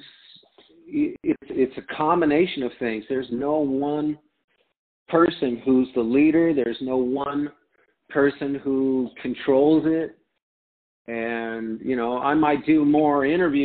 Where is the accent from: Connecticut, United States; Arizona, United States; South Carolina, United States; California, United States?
Arizona, United States; also born or lived in Detroit, Michigan; I grew up in Arizona, and my grandmother, my whole family is from Michigan originally